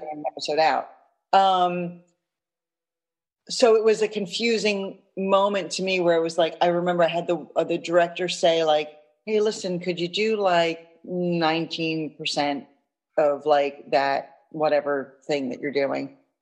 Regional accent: New York City, New York, United States; I grew up in Manhattan, um, one of five kids

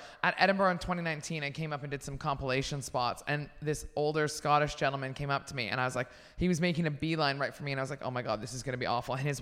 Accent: Canada; moved away; I'm Canadian

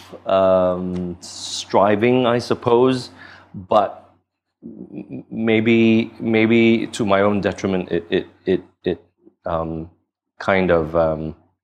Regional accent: Singapore; I moved to Singapore. And then I spent the rest of my time growing up in Singapore.

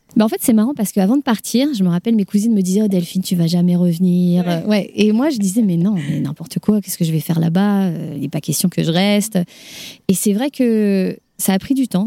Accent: Paris, Île-de-France, France; moved away as an adult; now in Denver, United States; je suis parisienne

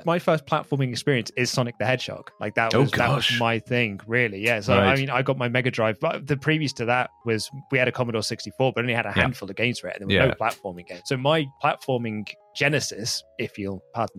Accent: United Kingdom; the British-born designers that we as British gamers just absolutely loved.

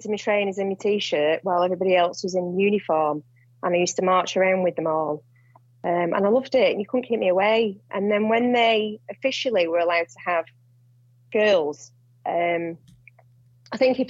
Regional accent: Ashton-under-Lyne, North West England, United Kingdom; moved away as an adult; I was born in a town called Ashton-under-Lyne, and I did my schooling there, all my schooling and my college

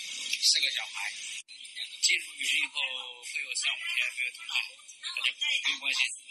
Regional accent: China; 从基多往那个克里的时候，会计我们就给我们中国人要钱。

